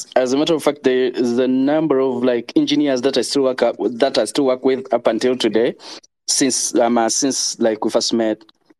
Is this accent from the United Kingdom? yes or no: no; Uganda; moved away as an adult; also born or lived in United States; I was born and raised in Uganda, moved to the U.S. in 2012, and then moved back to Uganda.